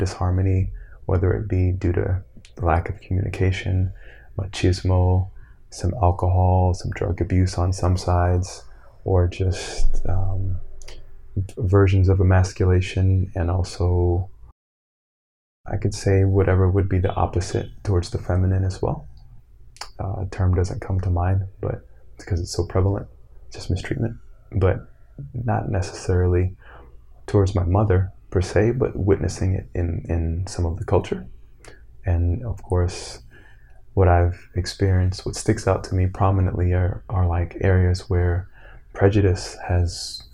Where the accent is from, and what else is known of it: Florida, United States; born or raised there; moved away as an adult; also born or lived in Brooklyn, New York / Evanston, Illinois